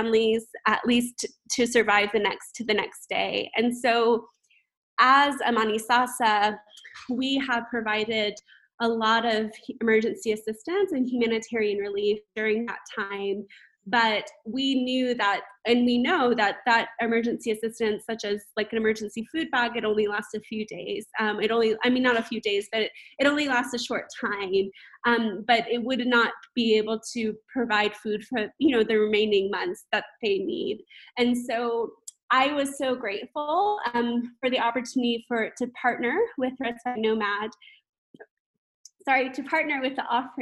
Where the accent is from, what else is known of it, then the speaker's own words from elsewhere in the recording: United States; moved away as an adult; now in Kampala, Uganda; as an American living here